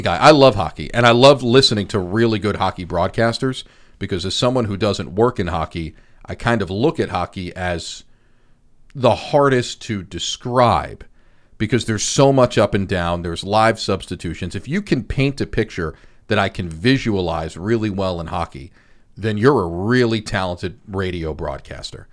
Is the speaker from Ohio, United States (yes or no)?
no; Long Island, New York, United States; growing up on Long Island, I was a sports junkie